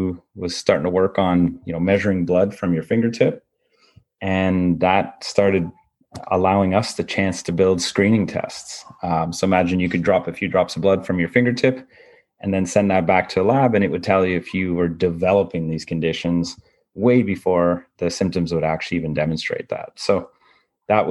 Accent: Canada; I'm a guy who just grew up in a small town in Canada

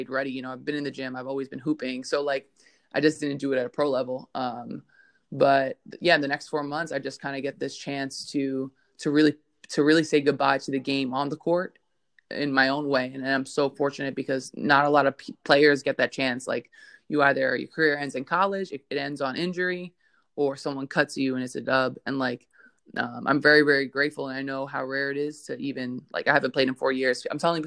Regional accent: New York, United States; accent: Brooklyn; I grew up in Brooklyn, New York, in a very, very diverse neighborhood.

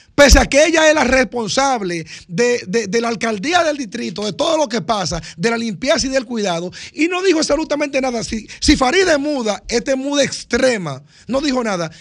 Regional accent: Cambita Garabitos, San Cristóbal, Dominican Republic; yo que soy de Cambita

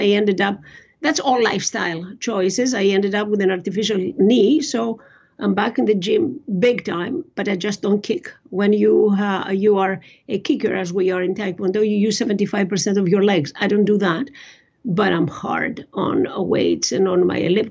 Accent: Greece; now in Canada; I was born in Greece and all of that. I left a different world there when I came to Canada.

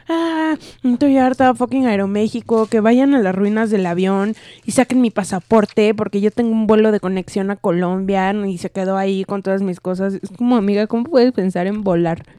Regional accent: Mexico; en México ya estamos muy maleados

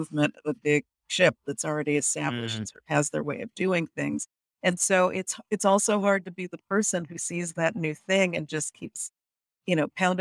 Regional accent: United States; I'm from the United States

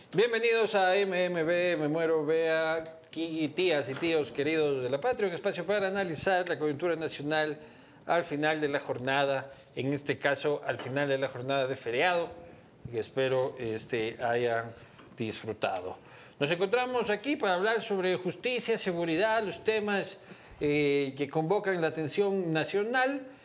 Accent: Ecuador; como ecuatorianos

